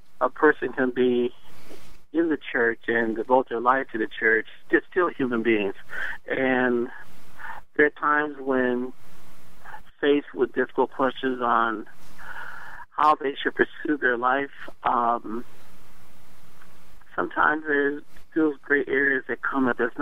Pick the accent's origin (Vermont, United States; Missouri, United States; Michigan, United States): Michigan, United States; Detroit; now in Washington, United States; growing up in Detroit in the 60s and the 70s